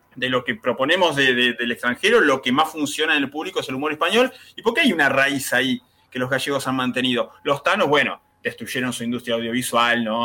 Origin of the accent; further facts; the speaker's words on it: Mar del Plata, Buenos Aires Province, Argentina; nosotros somos el Mar de Plata